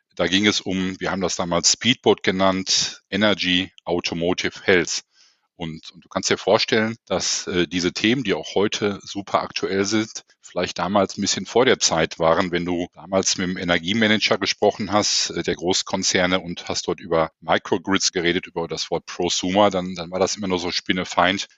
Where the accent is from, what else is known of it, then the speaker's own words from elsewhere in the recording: Essen, North Rhine-Westphalia, Germany; in meiner Heimatstadt Essen